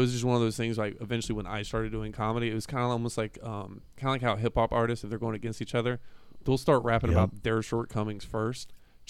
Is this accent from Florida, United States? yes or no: yes; Palatka, Florida, United States; now in Gainesville, United States; I was actually born and raised in Palatka, which is like 45 minutes away.